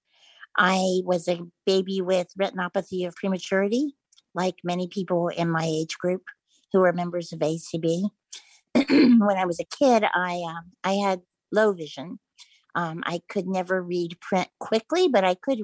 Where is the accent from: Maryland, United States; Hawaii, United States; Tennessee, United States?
Maryland, United States; Eastern Shore of; I grew up on the Eastern Shore of Maryland